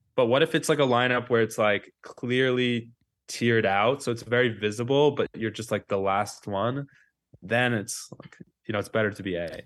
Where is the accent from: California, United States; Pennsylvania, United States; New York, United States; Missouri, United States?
New York, United States; New York City; I grew up on West End Avenue in Manhattan